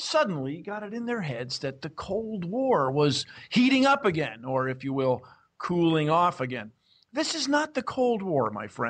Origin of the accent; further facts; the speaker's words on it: United States; I'm from the United States